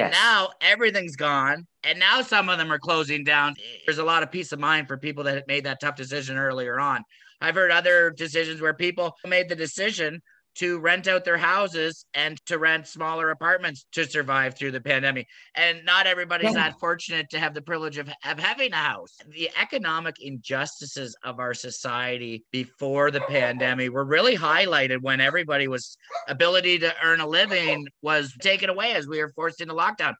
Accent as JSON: {"language": "English", "country": "Canada", "said": "as a Canadian"}